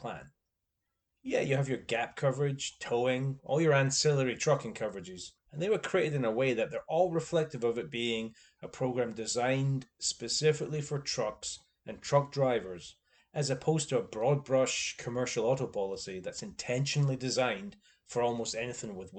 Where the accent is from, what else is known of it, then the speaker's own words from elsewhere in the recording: Scotland, United Kingdom; I'm Scottish